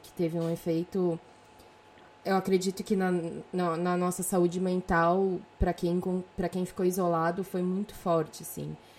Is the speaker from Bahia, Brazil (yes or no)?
no; São Paulo, Brazil; moved away as an adult; now in Europe; tinha 24 anos quando eu saí de São Paulo